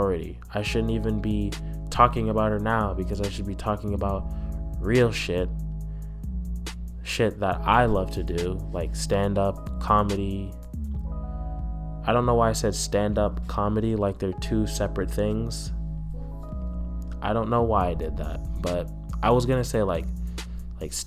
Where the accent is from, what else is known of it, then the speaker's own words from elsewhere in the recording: Southern California, United States; I was born in Southern California